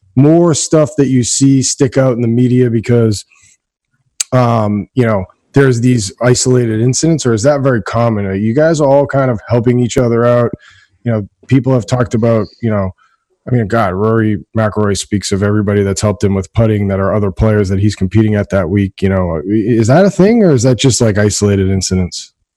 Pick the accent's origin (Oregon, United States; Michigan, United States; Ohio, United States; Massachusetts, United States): Massachusetts, United States; Danvers; I'm from Danvers